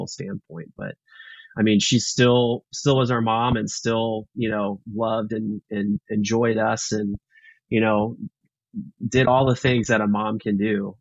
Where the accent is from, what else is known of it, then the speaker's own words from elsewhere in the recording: Houston, Texas, United States; now in Austin, United States; I grew up in Texas. I grew up in uh, Houston